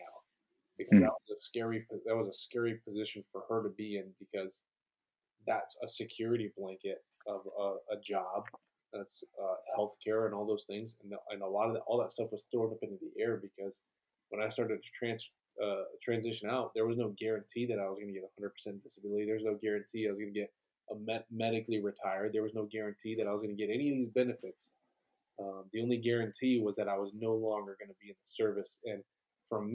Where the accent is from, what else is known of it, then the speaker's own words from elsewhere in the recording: Tucson, Arizona, United States; moved away as an adult; also born or lived in Colorado / Fort Bragg, North Carolina; now in Clarksville, United States; I grew up in Tucson, Arizona, and was born in Colorado, moved down to Tucson when I was young. I spent most, my entire childhood there.